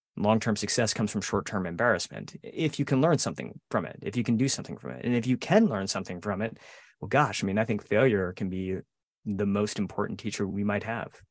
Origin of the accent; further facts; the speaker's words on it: outside of Detroit, Michigan, United States; I grew up outside of Detroit, not far from you, Joe, and we both bonded over our, sort of our Detroit area roots